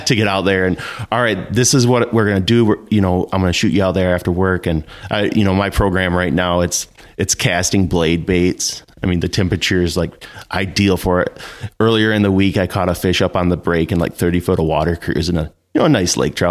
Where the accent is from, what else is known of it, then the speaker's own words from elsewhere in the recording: Northern Michigan, United States; I was born and raised here in Northern Michigan